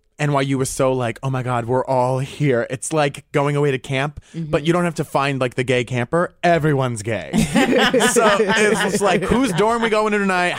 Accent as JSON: {"language": "English", "region": "Rhode Island", "country": "United States", "tie": "born or raised there", "said": "I'd consider like the way I grew up in Rhode Island comparatively to, you know, all the people I've met in my life so far, pretty nuclear, pretty basic."}